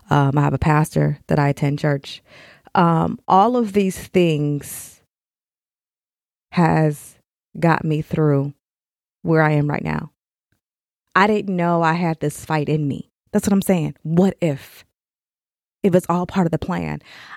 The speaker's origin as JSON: {"language": "English", "town": "Elgin", "region": "Illinois", "country": "United States", "tie": "born there", "said": "I don't know why I was born in Chicago, Elgin. But hey, it all worked out because now I'm here."}